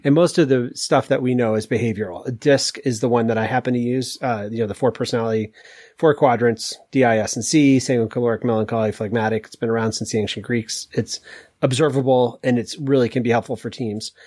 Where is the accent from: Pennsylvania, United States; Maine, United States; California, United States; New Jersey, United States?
Maine, United States; I moved to Maine at six months after I was born